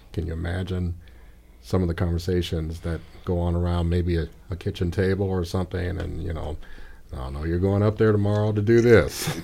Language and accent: English; Gary, Indiana, United States; now in Bloomington, United States; I grew up in Gary